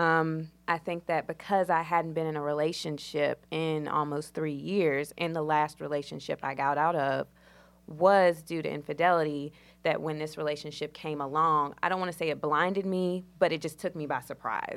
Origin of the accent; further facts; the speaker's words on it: Danville, Virginia, United States; moved away as an adult; now in Charlotte, United States; I'm from Danville, Virginia. It's small